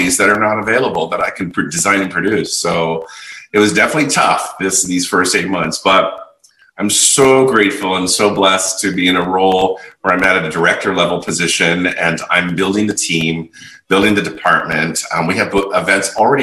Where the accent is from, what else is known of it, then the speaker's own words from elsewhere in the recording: San Francisco, California, United States; moved away as an adult; also born or lived in Las Vegas; now in Los Angeles, United States; I've originally born and raised in San Francisco